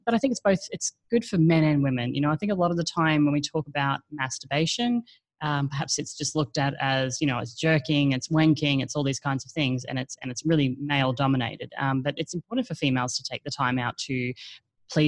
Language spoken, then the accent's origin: English; Australia; now in Asia; I'm actually an Australian, but I currently live in Asia.